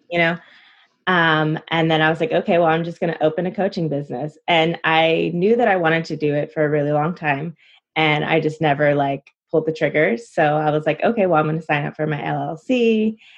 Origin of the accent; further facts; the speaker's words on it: California, United States; also born or lived in Illinois; I'm originally from Illinois and I moved to California as a toddler, but I spent like my time um, broken in between, you know, I would go back and forth and I was mainly in California.